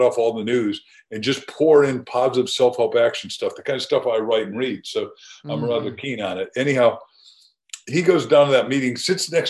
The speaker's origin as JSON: {"language": "English", "town": "Waukegan", "region": "Illinois", "country": "United States", "tie": "born or raised there", "said": "I grew up in Illinois with corn"}